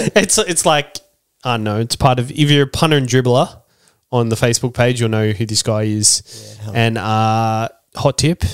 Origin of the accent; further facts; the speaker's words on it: Australia; And as an Australian, I absolutely love it.